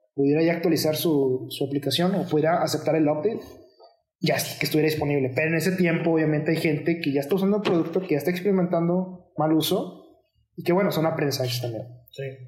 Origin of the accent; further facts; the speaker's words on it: Mexico; dos de los miembros somos mexicanos